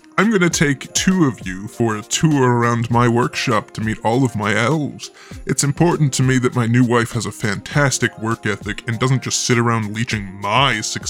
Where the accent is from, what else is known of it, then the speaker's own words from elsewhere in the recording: Kansas City, United States; I'm from Kansas City.